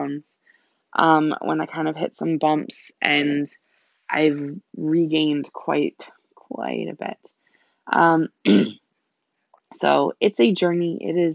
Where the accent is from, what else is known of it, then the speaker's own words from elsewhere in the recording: United States; also born or lived in Germany; I am an American